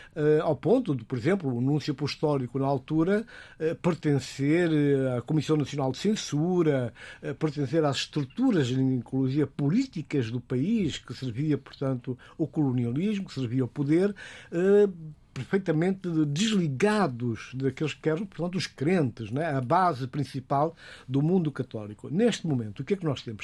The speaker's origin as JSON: {"language": "Portuguese", "country": "Guinea-Bissau", "said": "como africano, como guineense"}